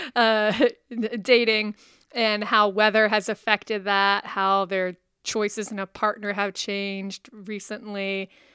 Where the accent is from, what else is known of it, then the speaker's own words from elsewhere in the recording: West Virginia, United States; moved away; I'm from West Virginia